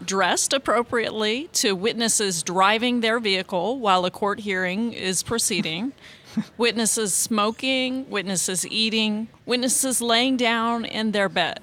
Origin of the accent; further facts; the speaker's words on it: McLennan County, Texas, United States; moved away; also born or lived in Travis County, Texas; And we're both originally from McLennan County